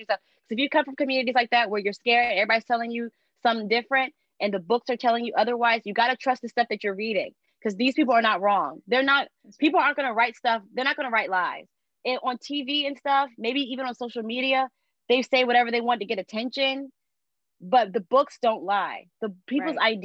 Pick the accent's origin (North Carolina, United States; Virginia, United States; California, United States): North Carolina, United States; moved away as an adult; now in Washington, D.C., United States; I come from North Carolina